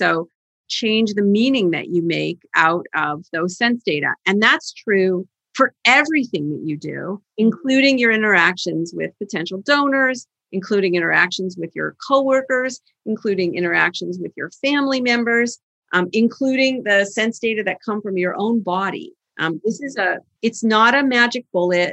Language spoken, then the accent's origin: English; Canada; now in Boston, United States; I'm from Canada originally, I learned to drive in the ice and snow